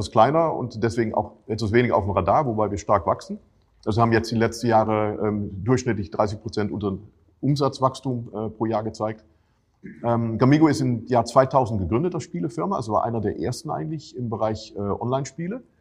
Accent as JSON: {"language": "German", "country": "Netherlands", "second_language": "German", "said": "Ähm, ich bin selber Holländer, also auch nicht Deutscher in dem Sinne."}